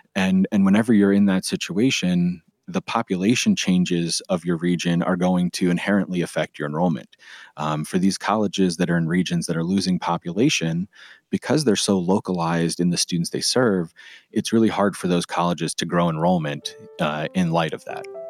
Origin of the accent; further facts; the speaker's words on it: Pennsylvania, United States; my home state of Pennsylvania